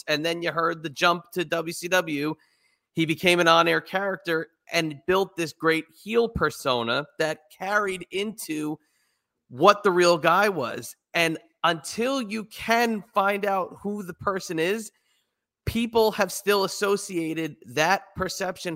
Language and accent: English; New Jersey, United States; now in Virginia, United States; I'm in Virginia. I'm from New Jersey.